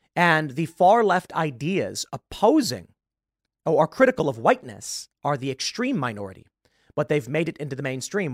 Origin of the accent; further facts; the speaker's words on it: Chicago, Illinois, United States; I'm from Chicago, and in the lovely city, we get quite a bit of snow.